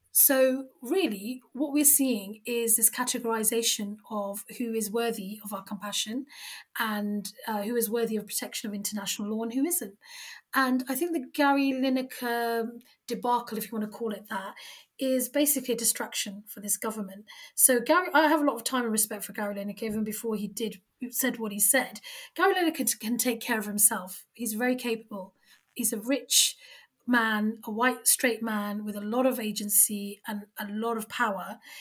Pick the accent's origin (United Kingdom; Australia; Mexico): United Kingdom; we are three British Muslim women who happen to wear the hijab